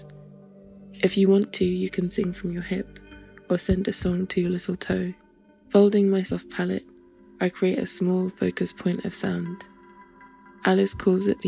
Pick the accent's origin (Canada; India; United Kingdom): United Kingdom; London; Being Nigerian and British and growing up in London